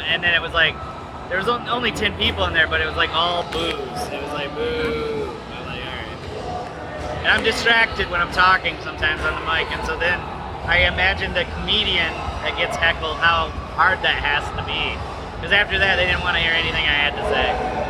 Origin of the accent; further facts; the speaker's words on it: Michigan, United States; I made the mistake of telling them that I was from Michigan on the stage.